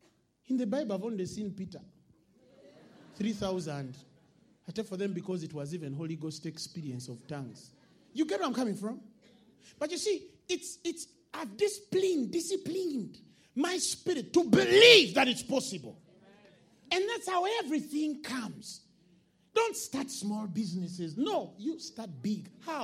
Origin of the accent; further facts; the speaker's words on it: Kampala, Central Region, Uganda; Thank God I was born and raised in Kampala.